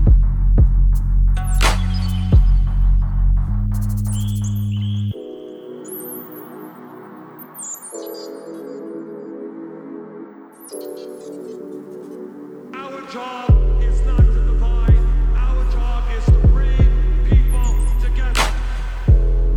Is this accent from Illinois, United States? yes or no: yes; Chicago, Illinois, United States; I'm from Chicago